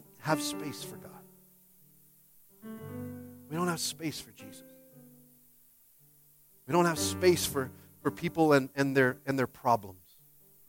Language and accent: English; Washington, United States; now in California, United States; I'm from Washington